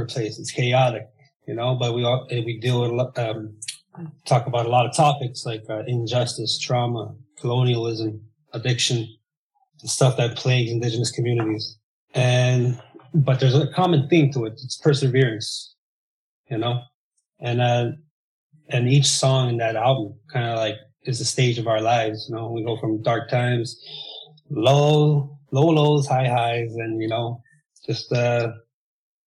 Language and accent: English; Kawawachikamach, Quebec, Canada; We're from the Naskapi Nation of Kawajigamatch